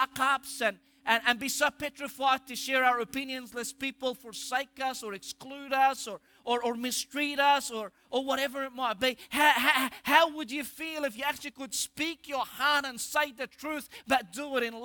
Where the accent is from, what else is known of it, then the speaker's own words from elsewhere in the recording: Egypt; accent: Egyptian; my Egyptian accent